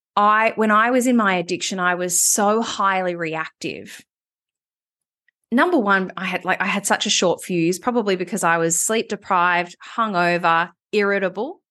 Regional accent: Melbourne, Victoria, Australia; moved away as an adult; also born or lived in Sydney; I moved back to Melbourne, which was my hometown, having been in Sydney for eight years

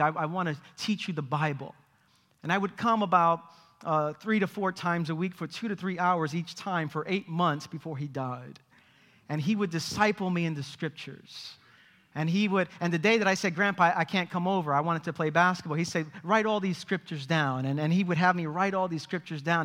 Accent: New York City, New York, United States; I grew up in East New York, Brooklyn.

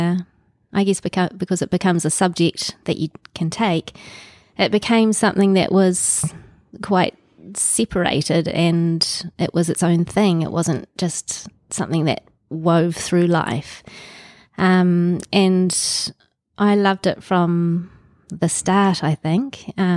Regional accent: Auckland, New Zealand; also born or lived in Te Kuiti / Singapore / Thames / England; I was born in Te Kuiti, and soon after that we moved. We moved quite a lot when I was a young child. We lived in Singapore, in Thames back in New Zealand, in various places around Auckland and in England, and came back to Auckland when I was starting high school.

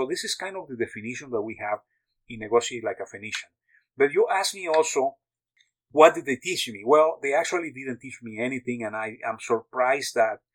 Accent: Mexico; also born or lived in United States / France; now in Texas, United States; I was born in Mexico and grew up half of my life in Mexico and the rest in the U.S.

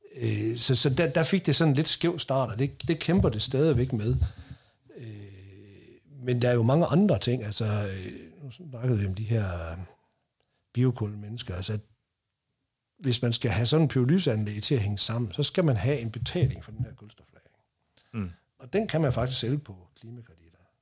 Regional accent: North Jutland, North Denmark Region, Denmark; Nu kommer jeg op fra Nordjylland

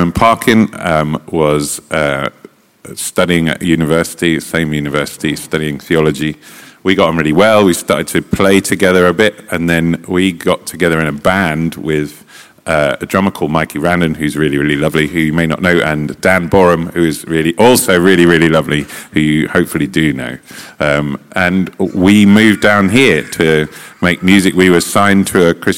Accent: Stevenage, East of England, United Kingdom; also born or lived in London; I was born in London and I grew up in Stevenage in Hertfordshire.

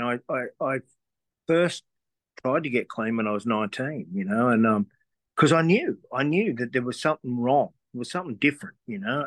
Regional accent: Sydney, New South Wales, Australia; I grew up on the North Shore of Sydney

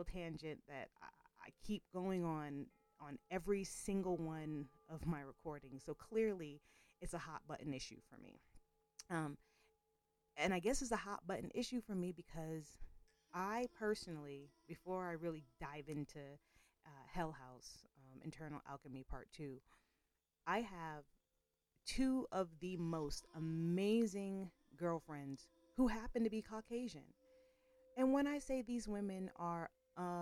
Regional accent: Boston, Massachusetts, United States; also born or lived in Georgia; now in Colorado, United States; I'm originally from Boston, Massachusetts

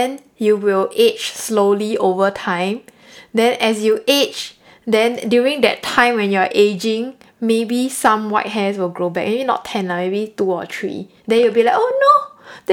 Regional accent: Singapore; I'm a Singaporean that has lived my entire life in sunny Singapore.

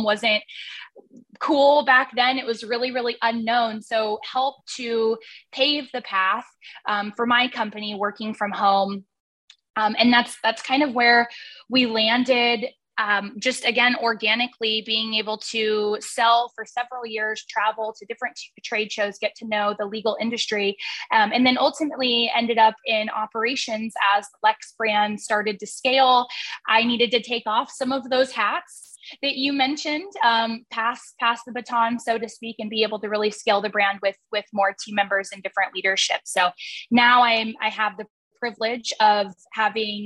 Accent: Portland, Oregon, United States; moved away as an adult; now in Boise, United States; I hail from the Portland, Oregon area originally.

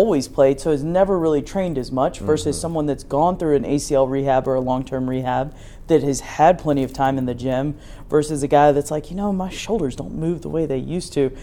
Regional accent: North Carolina, United States; moved away; I'm from North Carolina

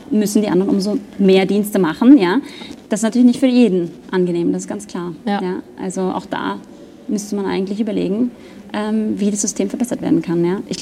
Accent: Germany; now in Austria; Ich komme aus Deutschland, da gibt es das auch nicht.

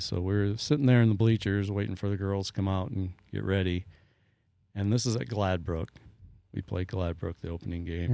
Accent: New Hartford, Iowa, United States; moved away; I grew up in New Hartford, went to school all thirteen years in the same building

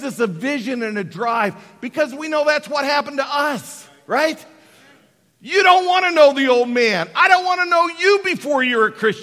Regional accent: Colorado, United States; born or raised there; moved away

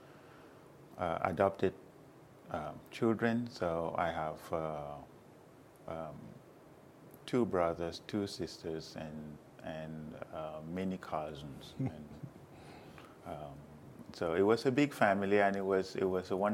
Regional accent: Cameroon; moved away as an adult; now in United States; I am from Cameroon, and I have been here in the United States since 1999.

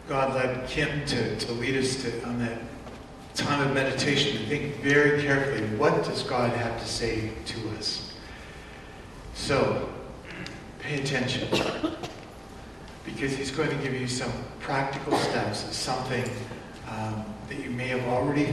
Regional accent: Canada; my people got off the boat about 100 years ago in Canada, and other than calling myself Canadian, what am I?

